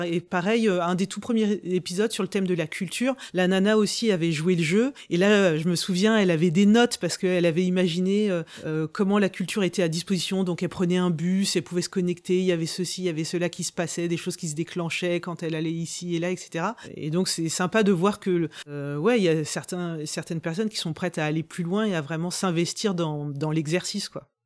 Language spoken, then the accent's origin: French; Rouen, Normandy, France; je suis de Rouen